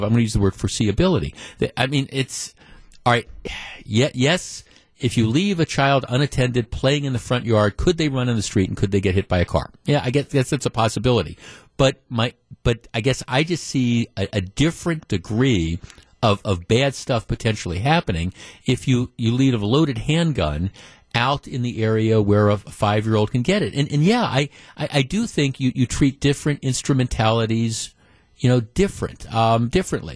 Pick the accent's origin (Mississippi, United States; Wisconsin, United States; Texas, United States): Wisconsin, United States; Glendale; I grew up in Glendale and been going to Bayshore Shopping Center